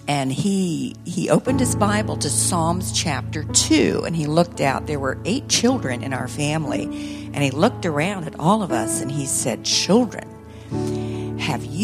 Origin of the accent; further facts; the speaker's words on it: Ethiopia; When I was a little girl growing up in Ethiopia, as Richard introduced us or introduced me